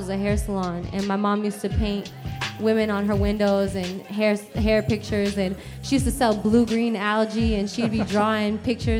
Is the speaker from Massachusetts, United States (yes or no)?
no; Junction City, Kansas, United States; moved away as an adult; also born or lived in Hawaii / Dwight, Kansas / Atlanta, Georgia; now in New York, United States; I grew up in Junction City, Kansas.